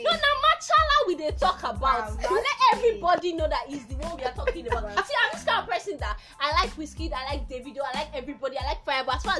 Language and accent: English; Oju, Benue, Nigeria; I'm from Oju, I like that.